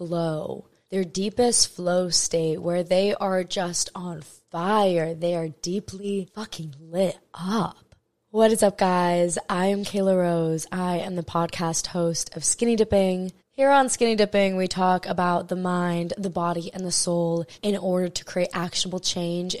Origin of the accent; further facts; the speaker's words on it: Maui, Hawaii, United States; I'm born and raised in Maui, Hawaii